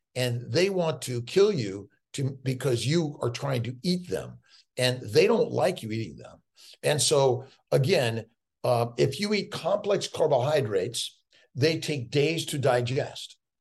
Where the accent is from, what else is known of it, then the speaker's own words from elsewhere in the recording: Los Angeles, California, United States; born and raised in Los Angeles, I was a street kid